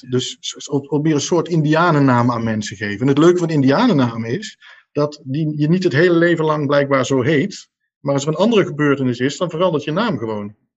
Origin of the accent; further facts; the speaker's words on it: Nijmegen, Gelderland, Netherlands; ik kom uit Nijmegen